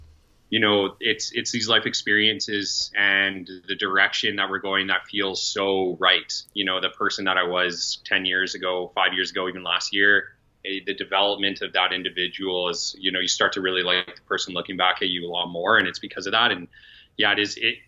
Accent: Calgary, Alberta, Canada; 32, born and raised in Calgary, Alberta.

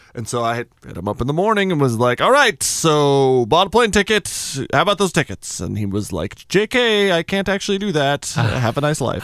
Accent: Albuquerque, New Mexico, United States; I'm from Albuquerque, New Mexico

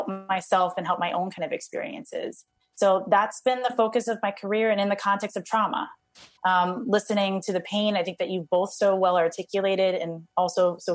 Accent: Hawaii, United States; I had a very fortunate opportunity to grow up in Hawaii

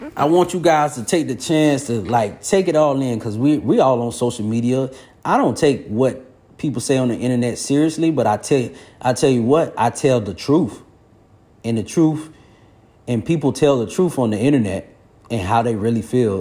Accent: Florida, United States; I'm from Florida

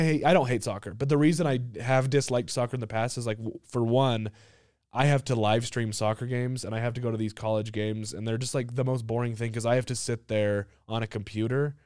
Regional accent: United States; I'm American

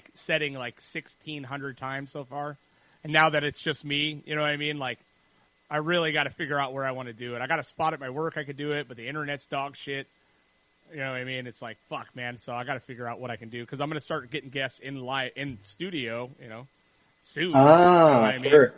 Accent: Ventura, California, United States; also born or lived in Trona, California / Rosamond, California; when I was a kid, I lived in Roseman until I was about 10. And then we moved to Ventura. So I'm from Ventura

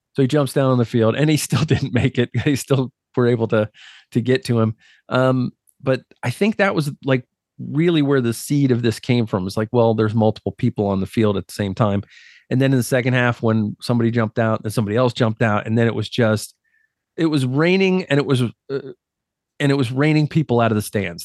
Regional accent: United States; I grew up as an American

